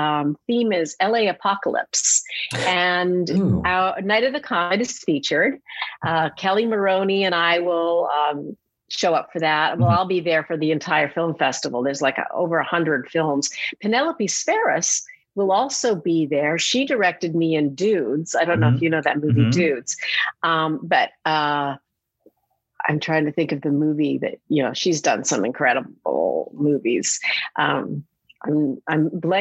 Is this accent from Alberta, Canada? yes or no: yes; Edmonton, Alberta, Canada; also born or lived in Manhattan, New York; now in New York, United States; Edmonton, Alberta, my hometown.